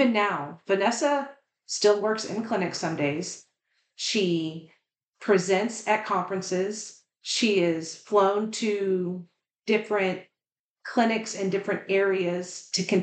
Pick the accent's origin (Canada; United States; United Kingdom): United States; the South; I'm from the South and have a little bit of an accent